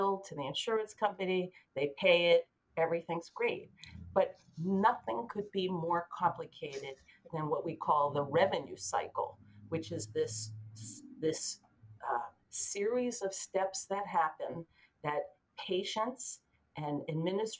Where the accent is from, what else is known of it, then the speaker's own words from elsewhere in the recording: Massachusetts, United States; also born or lived in Philadelphia / Boston; I'm from Massachusetts.